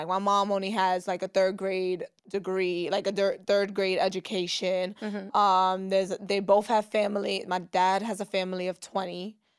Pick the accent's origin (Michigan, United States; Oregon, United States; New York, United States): New York, United States; New York City; I grew up, so I was born and raised in East New York, Brooklyn. Not in Kings County Hospital.